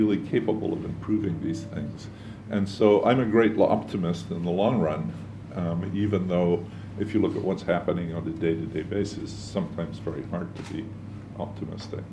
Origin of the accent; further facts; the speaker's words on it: Edinburgh, Scotland, United Kingdom; now in United States; I was born in Edinburgh